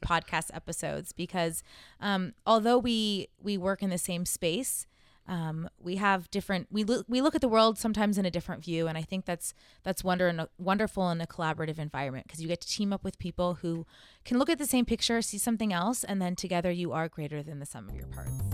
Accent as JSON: {"language": "English", "region": "Southern California", "country": "United States", "said": "I'm from Southern California"}